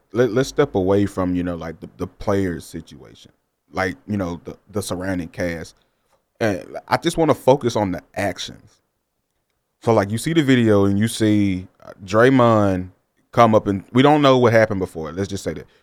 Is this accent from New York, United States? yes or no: no; Jackson, Mississippi, United States; I'm from Jackson